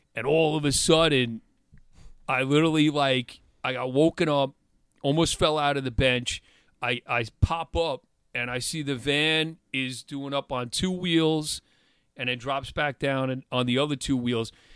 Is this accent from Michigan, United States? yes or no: no; Long Island, New York, United States; also born or lived in Stony Brook, New York; I moved from Longwood and Quorum area to Stony Brook in, in eleventh grade